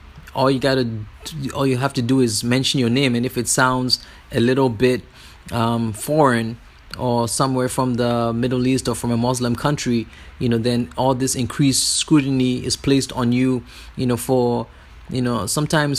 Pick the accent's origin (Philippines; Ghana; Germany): Ghana; moved away; also born or lived in California; I'm from Ghana